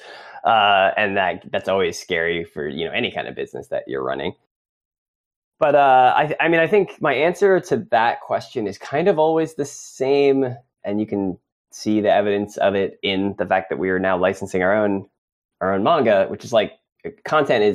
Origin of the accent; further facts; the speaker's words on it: United States; accent: American; now in New York, United States; my uncouth American accent